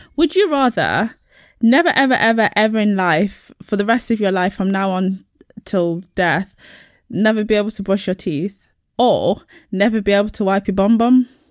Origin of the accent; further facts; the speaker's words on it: Nottinghamshire, East Midlands, United Kingdom; I am from Nottinghamshire, near the border of Yorkshire.